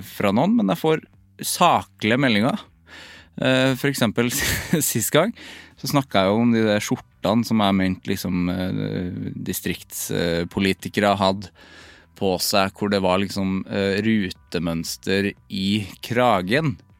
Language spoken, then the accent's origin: Norwegian; Trøndelag, Norway; vi har jo en trønderklubb